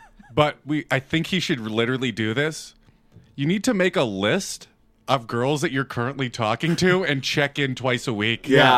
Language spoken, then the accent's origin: English; Brandon, Manitoba, Canada; And I'm from Brandon.